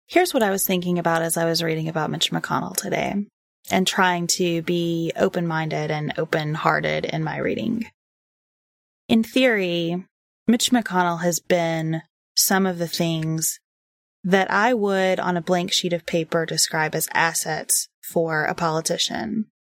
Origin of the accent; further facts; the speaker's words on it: Western Kentucky, United States; moved away; I grew up in Western Kentucky.